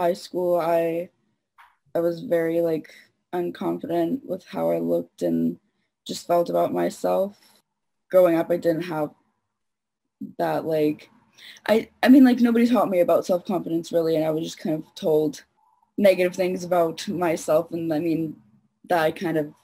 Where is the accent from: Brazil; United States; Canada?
Canada; Toronto, Ontario; I'm 18. I'm from Toronto